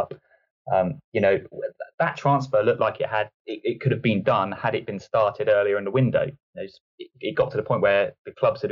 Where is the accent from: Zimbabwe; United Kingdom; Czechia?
United Kingdom; Southampton, South East England; also born or lived in New Forest; I'm local to Southampton